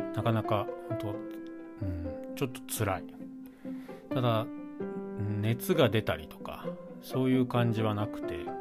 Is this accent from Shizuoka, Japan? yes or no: yes; Shizuoka, Japan; moved away; 地元が静岡なので実家地元